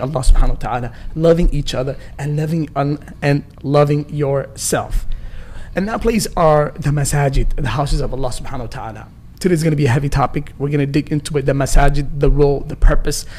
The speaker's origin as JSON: {"language": "English", "town": "Rochester", "country": "United States", "tie": "born or raised there", "said": "I grew up in Rochester, you know, a small city"}